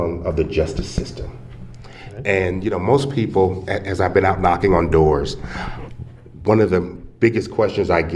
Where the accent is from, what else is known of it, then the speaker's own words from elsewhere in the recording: Houston, Texas, United States; moved away as an adult; also born or lived in Oklahoma City; now in Lubbock, United States; I was born in Houston and graduated from Furr High School